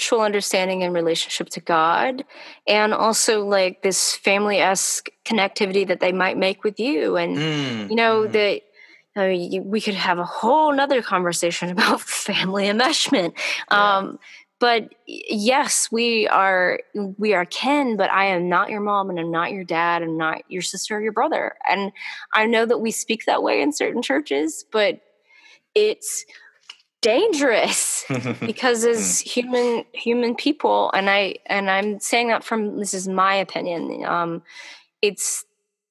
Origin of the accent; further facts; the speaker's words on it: the South, United States; accent: Southern; my Southern accent's coming through right now